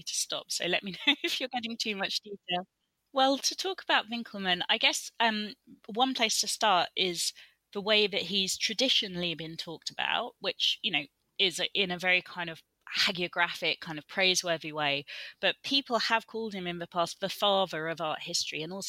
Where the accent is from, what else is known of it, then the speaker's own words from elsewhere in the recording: Colchester, East of England, United Kingdom; now in Reading, United Kingdom; growing up in Colchester